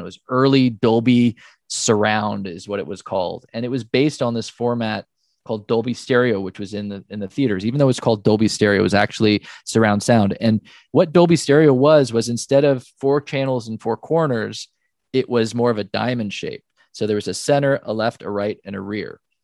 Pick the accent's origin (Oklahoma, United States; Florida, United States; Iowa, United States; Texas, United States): Oklahoma, United States; I was born in Oklahoma